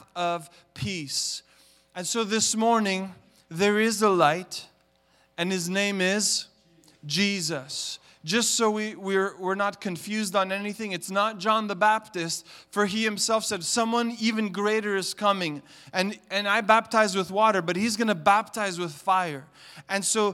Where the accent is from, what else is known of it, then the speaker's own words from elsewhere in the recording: Montreal, Quebec, Canada; now in Toronto, Canada; I grew up in Montreal in the city. I lived in the concrete jungle